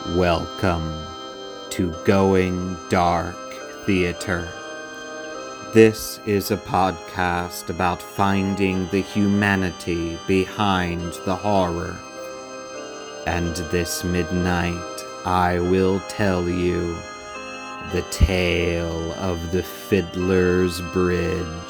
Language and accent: English; Georgetown, Delaware, United States; I was born and raised in Sussex County, Delaware